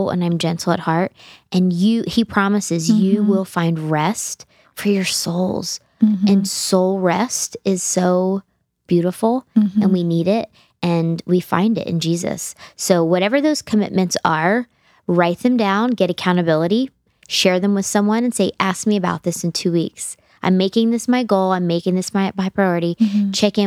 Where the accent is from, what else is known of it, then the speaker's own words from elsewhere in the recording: United States; as American Christians